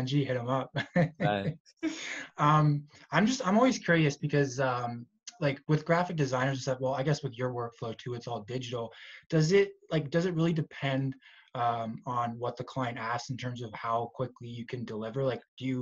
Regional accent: Pickering, Ontario, Canada; I'm from Pickering too

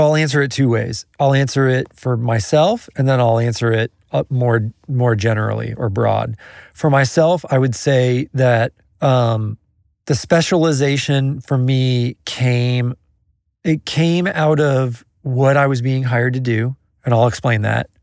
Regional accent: Kansas City, United States; I'm from Kansas City

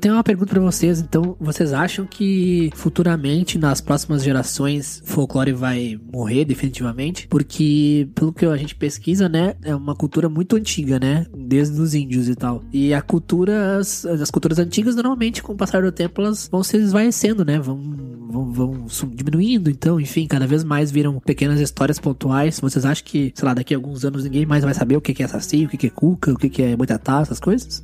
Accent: Rio Grande do Sul, Brazil; eu sou do Rio Grande do Sul

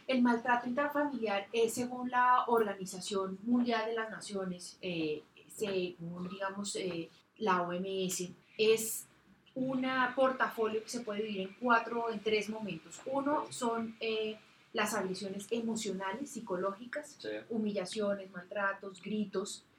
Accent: Bogotá, Colombia; yo soy una bogotana de 43 años

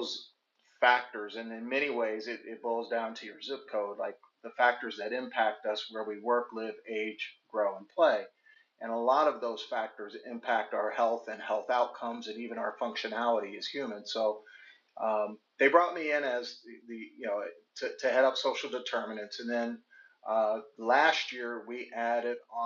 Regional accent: Cincinnati, Ohio, United States; my hometown Bengals

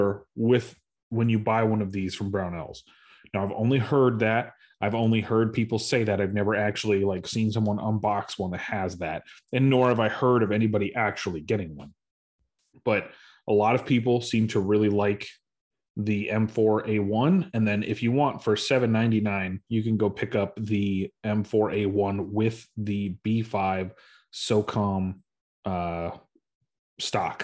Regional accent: Arizona, United States; now in Houston, United States; I grew up in Arizona

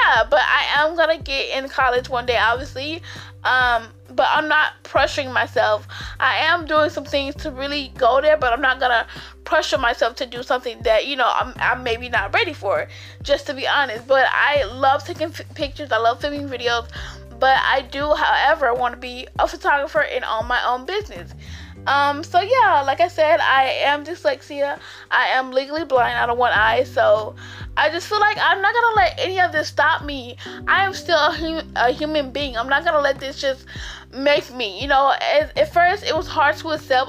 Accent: Albany, Georgia, United States; I am from Albany, Georgia

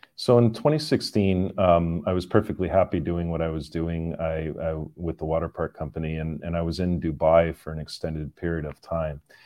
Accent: Canada; moved away; I am Canadian, uh, born and raised in, in Canada, but, uh, have lived all over the world

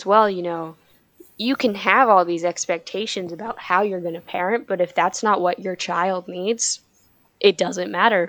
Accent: United States; we're American.

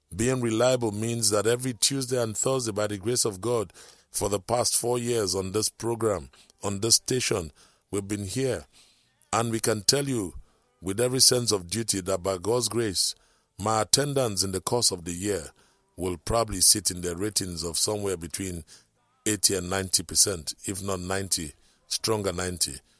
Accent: Akwa Ibom, Nigeria; now in Lagos, Nigeria; I come from Akwaibom.

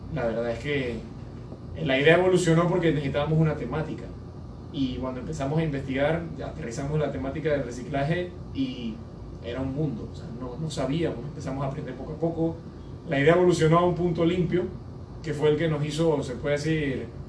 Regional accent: Panama; Nosotros como, como panameños

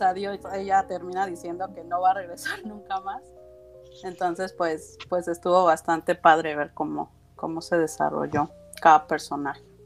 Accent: Mexico; now in Los Cabos, Mexico; yo soy de México este, y radico en Baja California Sur, en Los Cabos, Baja California

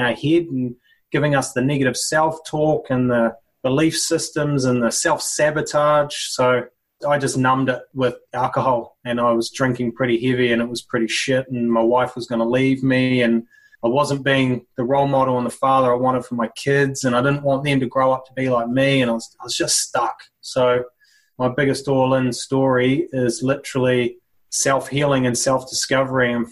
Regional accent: New Zealand; also born or lived in Sydney, Australia / Singapore / Southeast Asia; now in Brisbane, Australia; Country culture, growing up in New Zealand, rugby culture

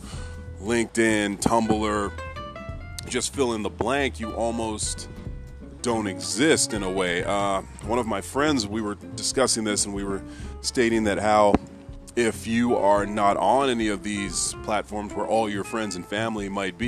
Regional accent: Canada; as a Canadian kid

